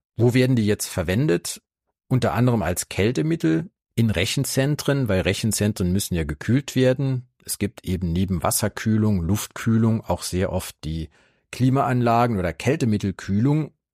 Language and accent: German; Saarland, Germany; meinem Heimatbundesland Saarland